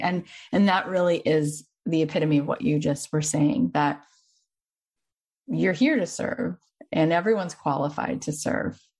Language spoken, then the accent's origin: English; Boca Raton, Florida, United States; moved away; I grew up in Boca